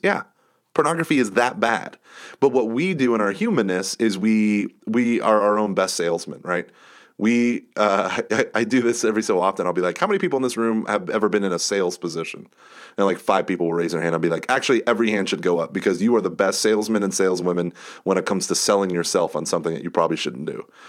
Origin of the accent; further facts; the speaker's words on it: United States; I'm an American